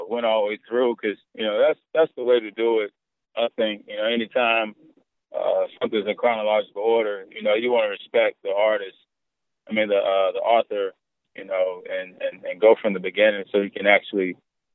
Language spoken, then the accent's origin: English; Kelford, North Carolina, United States; I grew up in Kelford, North Carolina